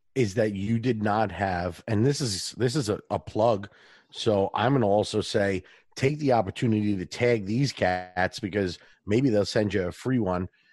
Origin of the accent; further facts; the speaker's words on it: New York, United States; accent: New York; a New York accent, my regular accent